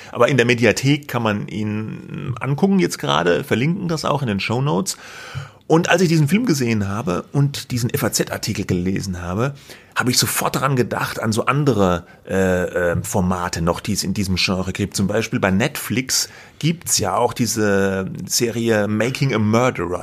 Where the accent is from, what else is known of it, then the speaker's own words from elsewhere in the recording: Germany; als Deutscher